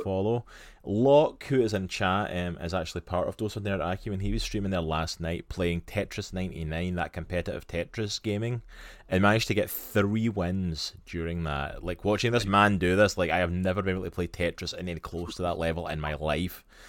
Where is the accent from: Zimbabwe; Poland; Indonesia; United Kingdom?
United Kingdom; Scotland; accent: Scottish; now in United States; my beautiful Scottish accent